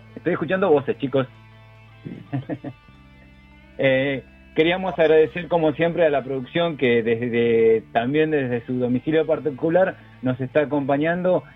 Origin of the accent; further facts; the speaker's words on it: Argentina; aparte de ser argentinos